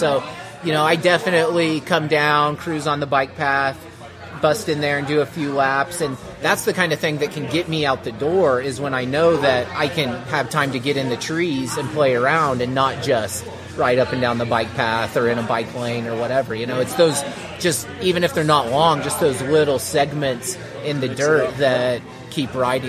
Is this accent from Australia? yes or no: no; Midwest, United States; now in Colorado, United States; I kind of got it because I'm from the Midwest. I grew up riding along creeks and rivers and twisting through trees.